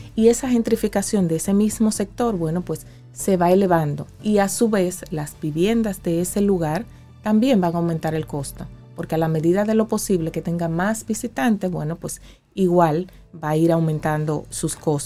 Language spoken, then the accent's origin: Spanish; Dominican Republic; en mi país como República Dominicana